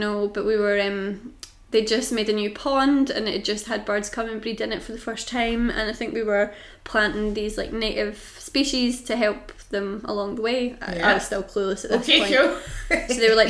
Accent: United Kingdom

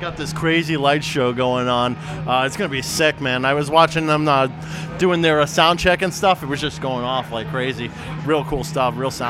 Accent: Lowell, Massachusetts, United States; I'm from Lowell, Massachusetts.

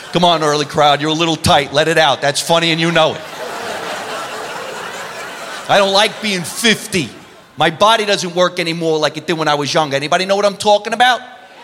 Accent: New Jersey, United States; Now, I'm Italian. I'm from New Jersey.

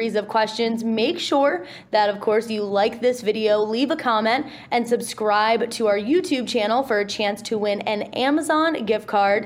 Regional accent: Las Vegas, Nevada, United States; my hometown in Vegas

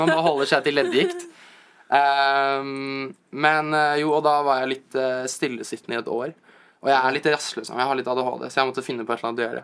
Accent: Asker, Akershus, Norway; moved away as an adult; now in New York, United States; Jeg er jo egentlig fra Asker

